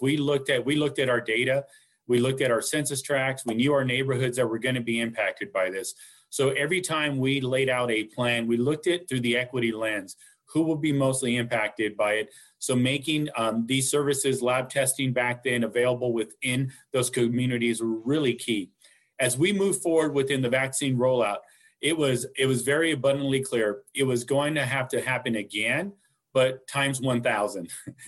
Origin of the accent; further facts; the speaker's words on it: Wasco, California, United States; I am from the Central Valley, so I am a Kern County boy. So I definitely love to speak on this topic of equity as growing up in the Kern County area in Wasco specifically